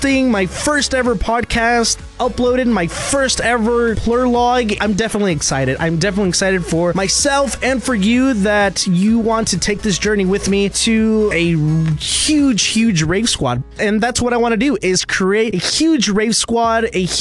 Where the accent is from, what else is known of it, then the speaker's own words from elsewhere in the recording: Arlington, Texas, United States; also born or lived in Fort Worth, Texas; I was born in Fort Worth, raised in Arlington, and I work in Dallas.